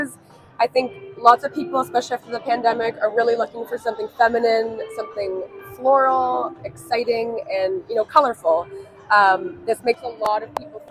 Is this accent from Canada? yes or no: yes; Canada; We are Canadian